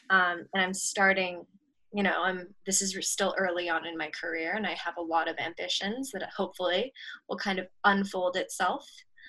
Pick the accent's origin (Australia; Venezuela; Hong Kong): Hong Kong; moved away as an adult; now in New York, United States; I'm 22 years old at the moment. I grew up in Hong Kong and I'm Japanese. And while I've been there, I was in Hong Kong for 17 years all throughout, from like birth to high school ending.